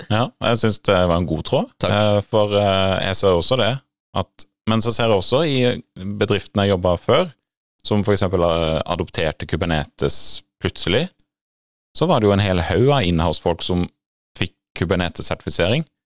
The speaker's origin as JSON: {"language": "Norwegian", "town": "Grimstad", "region": "Agder", "country": "Norway", "tie": "born or raised there", "said": "hjemme i Rådyrveien i Grimstad"}